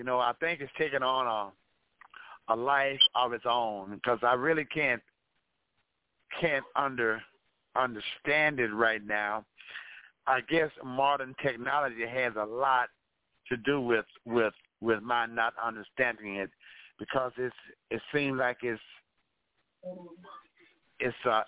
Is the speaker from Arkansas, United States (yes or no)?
yes; Arkansas, United States; also born or lived in Champaign, Illinois; now in Jackson, United States; I was born and raised in Arkansas, but I hail from Champaign, Illinois. I'm living in Jackson, Mississippi now.